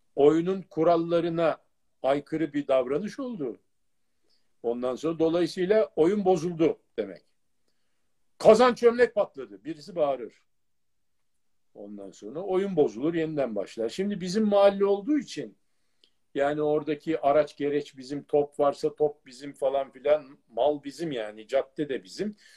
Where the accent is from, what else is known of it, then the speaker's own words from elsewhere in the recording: Acıbadem, Istanbul, Turkey; Acıbadem'de bir evimiz vardı